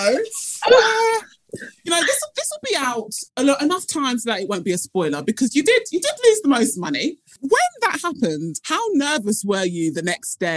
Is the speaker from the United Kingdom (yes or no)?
yes; United Kingdom; accent: British; when we go to America as British people and with a British accent